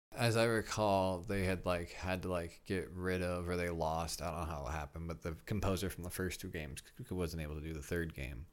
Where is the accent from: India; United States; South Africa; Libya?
United States; Midwest; I'm a kid from the Midwest.